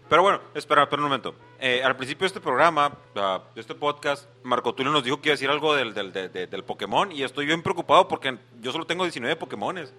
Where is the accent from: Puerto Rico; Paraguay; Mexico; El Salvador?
Mexico; como soy mexicano